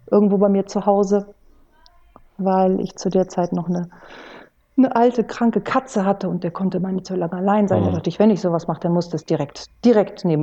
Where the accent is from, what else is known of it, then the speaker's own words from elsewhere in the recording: Kiel, Schleswig-Holstein, Germany; Das ist für mich als Nordlicht, ich komme aus Kiel, ist natürlich ein Muss